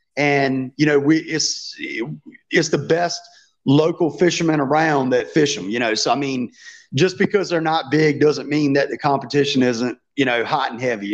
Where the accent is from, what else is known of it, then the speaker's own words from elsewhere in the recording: Virginia, United States; I've lived in Virginia all my life